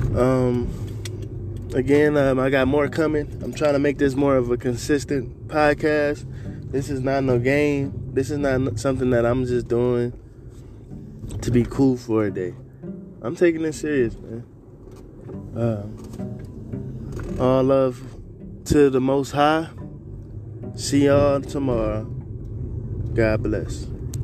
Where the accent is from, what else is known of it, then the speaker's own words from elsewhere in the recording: San Antonio, Texas, United States; I'm from San Antonio, Texas